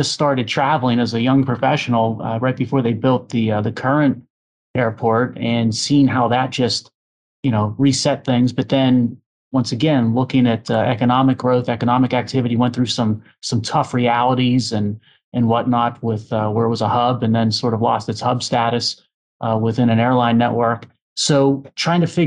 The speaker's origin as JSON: {"language": "English", "town": "Pittsburgh", "region": "Pennsylvania", "country": "United States", "tie": "born or raised there", "said": "I'm from Western Pennsylvania, grew up in the city earlier in life and basically lived some time in the suburbs"}